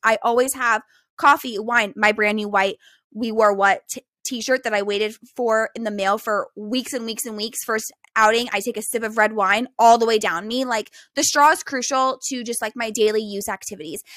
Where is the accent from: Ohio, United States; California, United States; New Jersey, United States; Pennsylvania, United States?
California, United States; Bakersfield; moved away as an adult; now in Hawaii, United States; Bakersfield basically is the Midwest